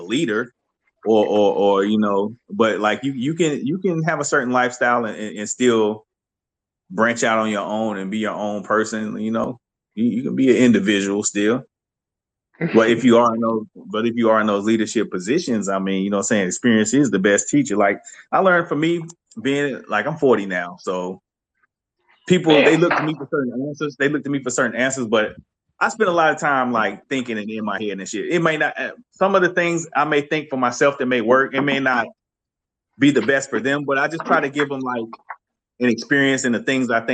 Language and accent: English; South Carolina, United States; moved away as an adult; I grew up in South Carolina